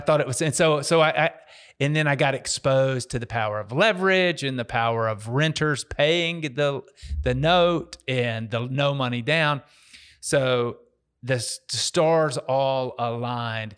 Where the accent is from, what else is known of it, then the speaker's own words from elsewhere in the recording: Dallas, Texas, United States; moved away as an adult; also born or lived in Nashville, Tennessee; now in Memphis, United States; I'm from Dallas, Texas. Originally moved up to Tennessee to go to college in Nashville